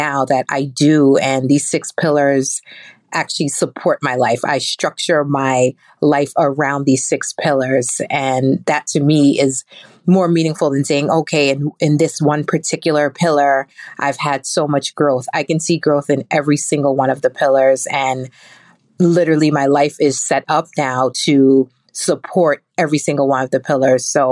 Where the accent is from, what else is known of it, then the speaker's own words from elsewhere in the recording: New York City, New York, United States; I'm from Brooklyn, New York